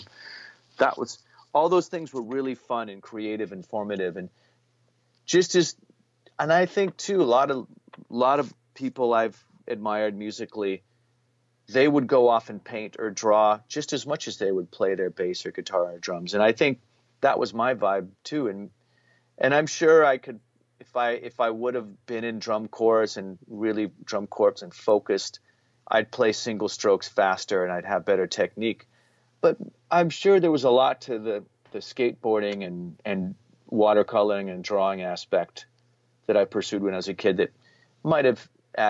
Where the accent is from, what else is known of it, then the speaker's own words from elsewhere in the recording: Reno, Nevada, United States; I was from Reno or Lake Tahoe, you know, and that was like almost like a being like a movie star